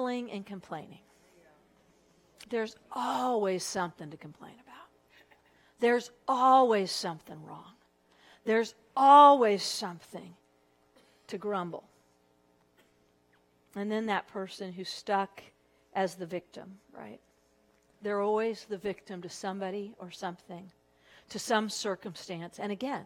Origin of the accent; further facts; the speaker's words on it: Southern California, United States; moved away as an adult; also born or lived in Texas; I was from Southern California, but I went to Texas